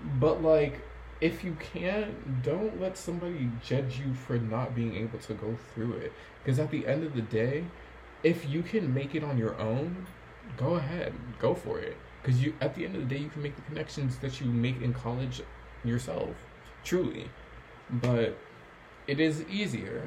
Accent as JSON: {"language": "English", "region": "New York", "country": "United States", "tie": "born or raised there", "said": "being born and raised in New York"}